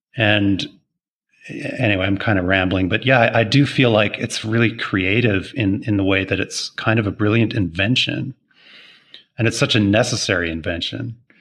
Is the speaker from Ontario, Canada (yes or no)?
yes; Toronto, Ontario, Canada; moved away as an adult; also born or lived in Montreal; now in Maui, United States; I'm Canadian born, I suppose. Uh, born in Toronto, lived in Montreal for a little bit.